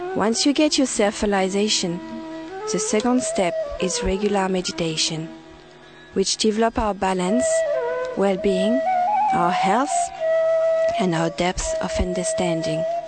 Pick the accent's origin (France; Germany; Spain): France; now in Sydney, Australia; I was born in France